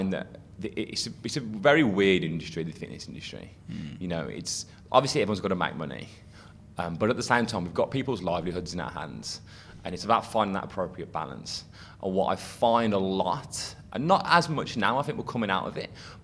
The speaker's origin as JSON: {"language": "English", "region": "England", "country": "United Kingdom", "said": "as English people"}